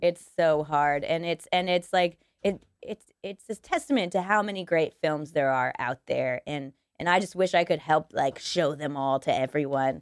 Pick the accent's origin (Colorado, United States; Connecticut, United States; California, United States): Colorado, United States; Denver; moved away; I'm from Denver, Colorado, so I would like to go back to Colorado